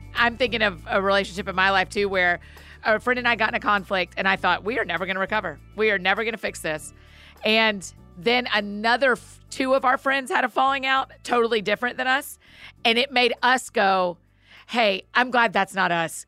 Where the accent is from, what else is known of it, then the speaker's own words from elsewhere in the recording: Marietta, Georgia, United States; Marietta, my hometown